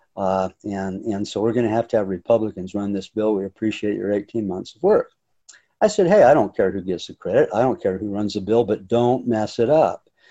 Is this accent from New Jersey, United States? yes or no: no; North Ogden, Utah, United States; also born or lived in Hawaii / Brazil / Colorado / California; I was born and raised in North Ogden, uh, spent virtually my entire life here